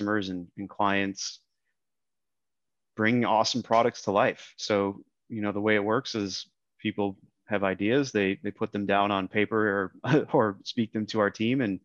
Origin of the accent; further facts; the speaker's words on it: Minneapolis, Minnesota, United States; moved away as an adult; now in Austin, United States; I grew up in Minneapolis originally.